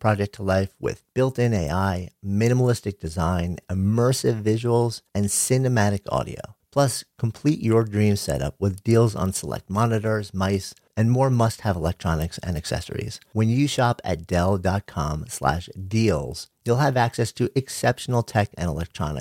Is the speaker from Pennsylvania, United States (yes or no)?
no; New York, United States; I am a New Yorker, born and raised just outside of New York and of the city for going on 30 years now.